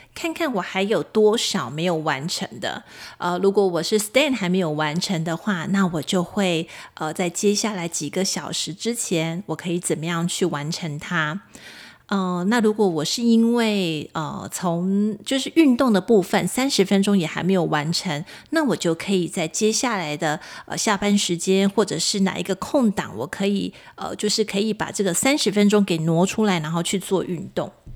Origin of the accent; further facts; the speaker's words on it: Kaohsiung, Taiwan; 我高雄人嘛，我住在高雄，我其实现在的住家也是临近高雄爱河